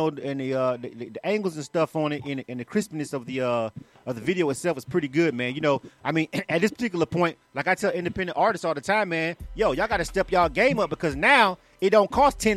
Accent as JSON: {"language": "English", "town": "Panama City", "region": "Florida", "country": "United States", "tie": "born or raised there", "moved": "as an adult", "lives_now": "Atlanta, United States", "said": "I'm born and raised in Panama City. So that's my hometown."}